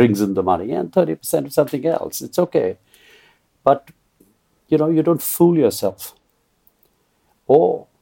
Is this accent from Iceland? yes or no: no; Kolkata, West Bengal, India; I was born and brought up in Calcutta, which was a very open cosmopolitan space